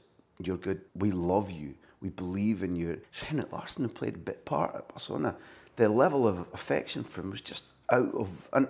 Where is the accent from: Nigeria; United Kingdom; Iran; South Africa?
United Kingdom; Croy, Scotland; I was born and brought up in Croy.